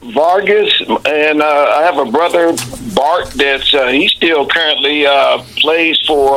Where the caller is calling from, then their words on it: Dayton, Ohio, United States; Yeah, I'm in Dayton, Ohio.